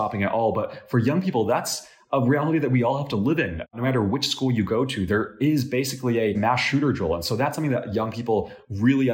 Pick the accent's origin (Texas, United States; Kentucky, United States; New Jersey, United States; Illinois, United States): Illinois, United States; my home state, Illinois